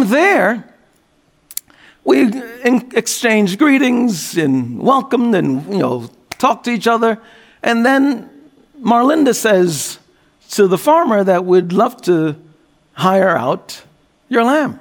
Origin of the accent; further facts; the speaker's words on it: New York, United States; as a New Yorker